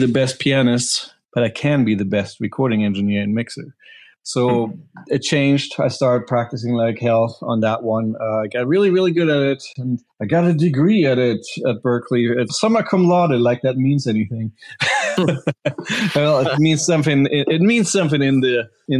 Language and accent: English; Berlin, Germany; English is a second language; moved away as an adult; also born or lived in New York; now in Los Angeles, United States; I'm German. That's why I sound funny. No, I grew up in Berlin in the 90s